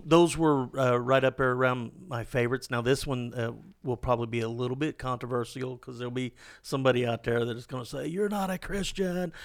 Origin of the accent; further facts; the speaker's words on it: Ozark Hills, Missouri, United States; I grew up in those Arc Hills